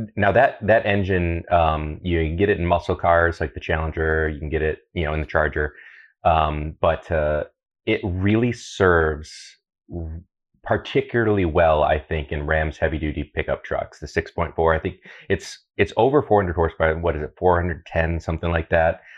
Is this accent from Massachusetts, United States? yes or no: no; Toledo, Ohio, United States; also born or lived in Seattle; Growing up in Toledo